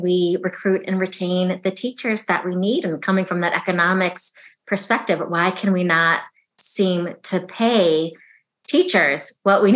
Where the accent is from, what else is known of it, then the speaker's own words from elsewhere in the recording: Chicago, Illinois, United States; also born or lived in Oxford; came back to my hometown, Chicago